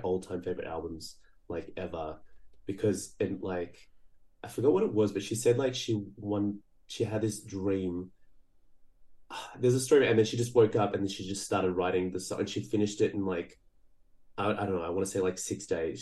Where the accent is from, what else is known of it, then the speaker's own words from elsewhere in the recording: Brazil; I was born in Brazil